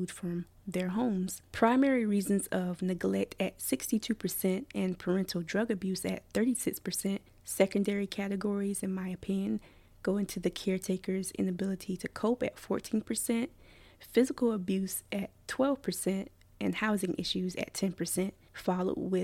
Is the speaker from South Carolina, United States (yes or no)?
yes; Columbia, South Carolina, United States; I was born in Columbia, South Carolina, and placed in the Richland County foster care system at age 5